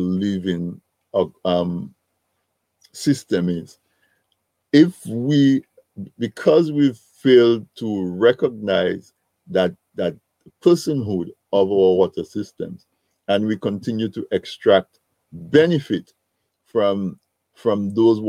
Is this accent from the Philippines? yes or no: no; Dominica; So I grew up in Dominica